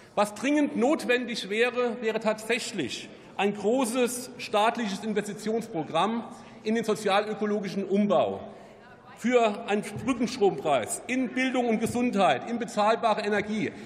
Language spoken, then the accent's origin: German; Rhineland-Palatinate, Germany; Ich komme aus Rheinland-Pfalz